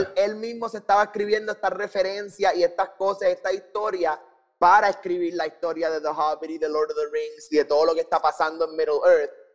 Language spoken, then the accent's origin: Spanish; Puerto Rico; nosotros eh, nacimos y crecimos en Puerto Rico